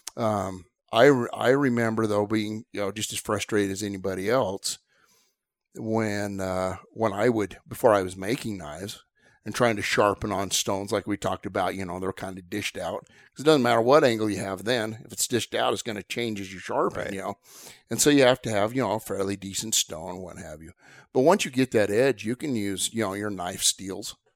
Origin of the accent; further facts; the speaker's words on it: Southwest, United States; I grew up in the Southwest